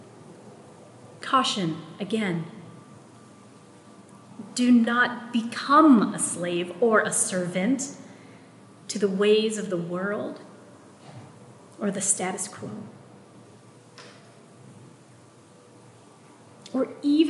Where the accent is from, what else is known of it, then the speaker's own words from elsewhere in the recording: Philippines; first language Tagalog; English is a second language; my Filipino-ness, my Tagalog is my first language-ness